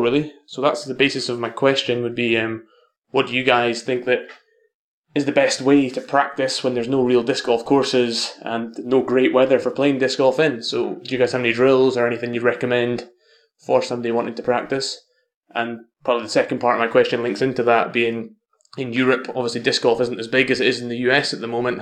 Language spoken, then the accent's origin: English; Scotland, United Kingdom; also born or lived in Isle of Bute; I'm from Scotland and currently live on the Isle of Bute, which is a small island off the west coast of Scotland